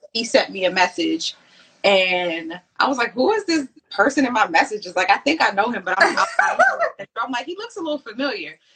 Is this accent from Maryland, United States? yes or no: yes; Baltimore, Maryland, United States; moved away as an adult; now in North Carolina, United States; I am from Baltimore, Maryland